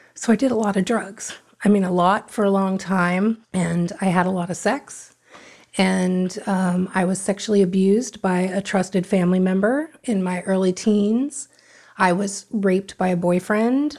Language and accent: English; Davie, Florida, United States; born or raised there; also born or lived in Hollywood, Florida / Fort Lauderdale, Florida